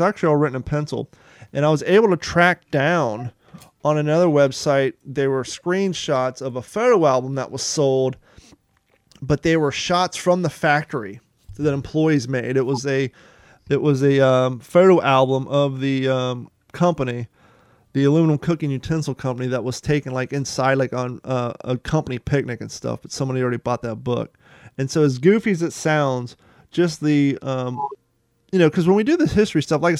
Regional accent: Columbus, Ohio, United States; also born or lived in Kentucky; I was born in Kentucky and I grew up in Columbus, Ohio

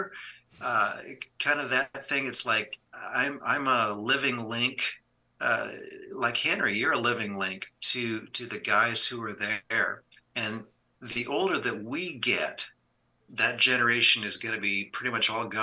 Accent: Canada; I grew up in Canada

